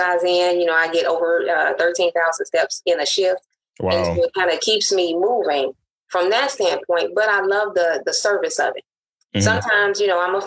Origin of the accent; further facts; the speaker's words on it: Chicago, Illinois, United States; moved away as an adult; also born or lived in Jackson, Tennessee; I am originally from Chicago, born and bred